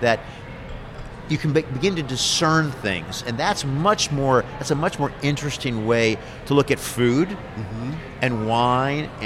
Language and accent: English; United States; moved away as an adult; now in Burgundy, France; I'm still an American